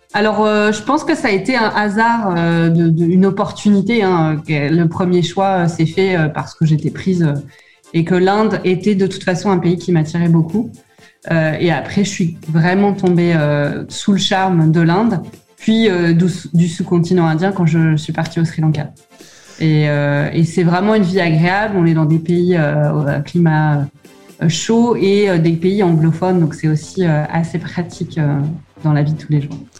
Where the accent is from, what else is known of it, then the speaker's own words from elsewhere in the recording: France; moved away as an adult; en tant que bon Français